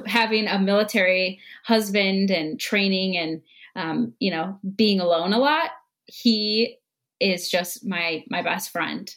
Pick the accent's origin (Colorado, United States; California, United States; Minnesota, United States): Minnesota, United States; Minneapolis; I'm from Minnesota in the Twin Cities